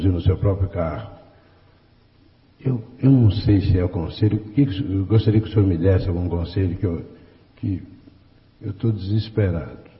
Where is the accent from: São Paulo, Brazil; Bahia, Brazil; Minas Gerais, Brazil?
São Paulo, Brazil; moved away as an adult; also born or lived in Espírito Santo do Pinhal, Brazil; now in Rio de Janeiro, Brazil; Eu sou pinhalense, sou de Pinhal, Mamãe foi uma preta, de … aos seis anos vim para a capital, para São Paulo, já órfão, me criei nessa cidade